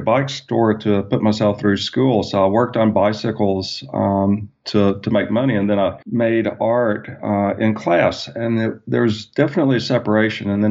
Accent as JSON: {"language": "English", "town": "Birmingham", "region": "Alabama", "country": "United States", "tie": "born or raised there", "also_born_or_lived": "Ohio", "moved": "as an adult", "said": "I grew up in Birmingham, Alabama"}